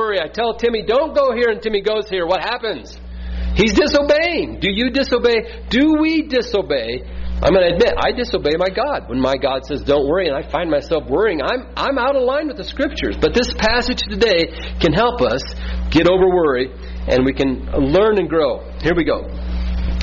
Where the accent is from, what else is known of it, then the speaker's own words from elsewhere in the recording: Midwest, United States; We're from the Midwest